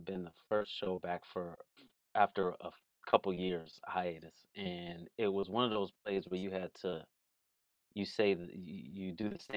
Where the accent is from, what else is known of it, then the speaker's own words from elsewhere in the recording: Waukegan, Illinois, United States; Waukegan, Illinois, we didn't get to Chicago much.